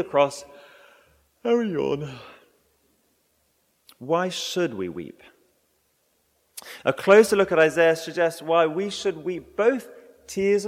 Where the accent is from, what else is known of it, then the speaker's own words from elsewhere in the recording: England, United Kingdom; moved away; I'm English